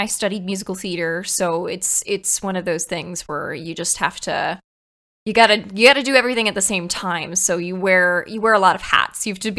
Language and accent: English; New York, United States; I'm originally from New York